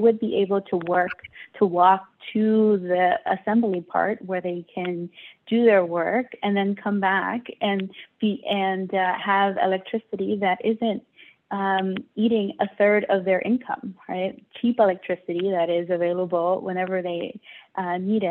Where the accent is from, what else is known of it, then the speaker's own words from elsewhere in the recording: New York City, New York, United States; the one where I grew up in Brooklyn